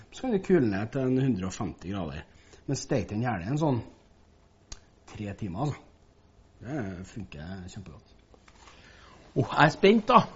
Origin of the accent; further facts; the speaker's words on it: Levanger, Trøndelag, Norway; Dessverre, vi kommer fra Nord-Trøndelag, jeg har Levanger, vet du.